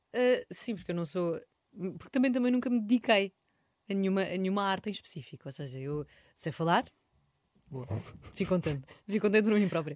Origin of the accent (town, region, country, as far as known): Portugal